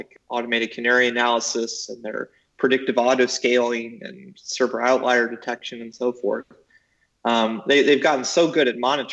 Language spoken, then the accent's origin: English; United States; I'm American